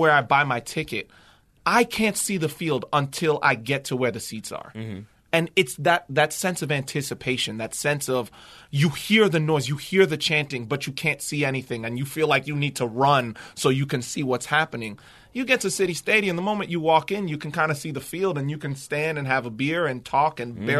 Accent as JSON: {"language": "English", "town": "Boston", "region": "Massachusetts", "country": "United States", "tie": "born or raised there", "moved": "yes", "lives_now": "Richmond, United States", "said": "because I grew up in Boston"}